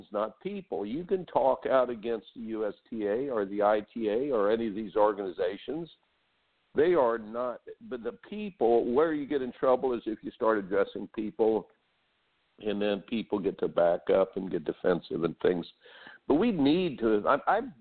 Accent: Indiana, United States; I grew up in Indiana

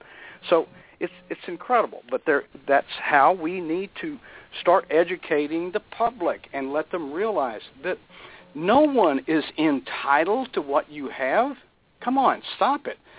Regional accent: Texas, United States; moved away as an adult; now in Florida, United States; I came from Texas, raised in Texas.

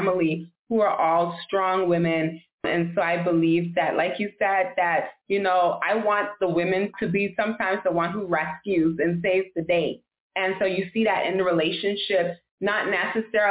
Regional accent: Nassau, New Providence, Bahamas; now in Miami, United States; I'm originally from Nassau, Bahamas, born and raised. Now I live in Miami, Florida.

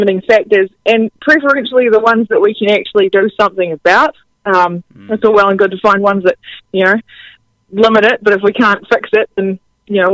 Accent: Hawke's Bay, New Zealand; moved away; also born or lived in Queenstown, New Zealand; I grew up in Hawke's Bay

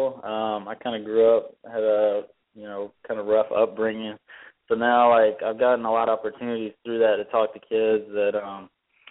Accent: South Carolina, United States; accent: South Carolina; My accent, I guess I've grown the South Carolina accent. I moved here when I was 5, so I guess that's what I'm getting now

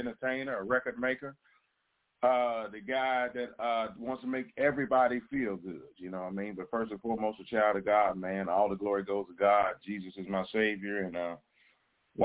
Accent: Cincinnati, Ohio, United States; moved away as an adult; I started out as the youngest disc jockey in my hometown, Cincinnati, Ohio

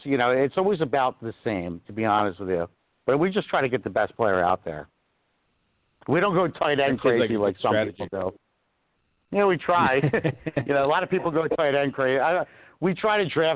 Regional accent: Philadelphia, Pennsylvania, United States; we're from Philly

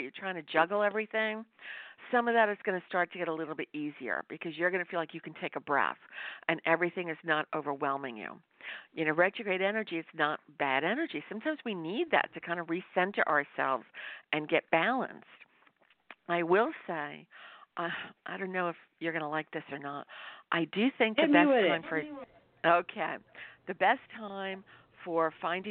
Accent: New York, United States; was born in New York

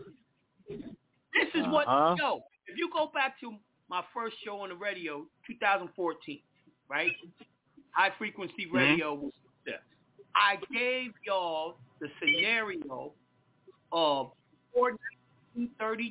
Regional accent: Mount Vernon, New York, United States; my hometown, Mount Vernon, New York

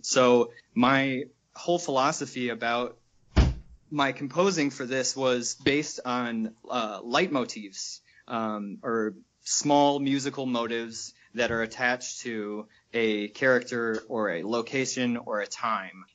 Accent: Michigan, United States; moved away as an adult; also born or lived in New York; I'm from Michigan originally and uh, live here again now after being in New York for a few years with these guys

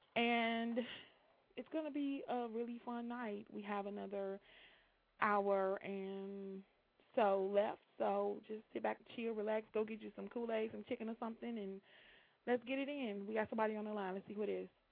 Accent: Chicago, Illinois, United States

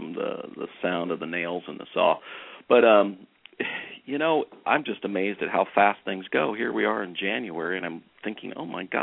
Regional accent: Santa Cruz, California, United States; moved away; I grew up in Santa Cruz, and I regularly go back

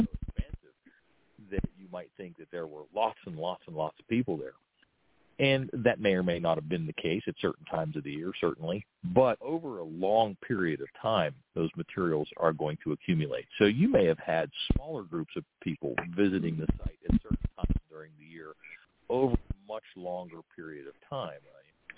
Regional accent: Steubenville, Ohio, United States; I'm from the Steubenville area

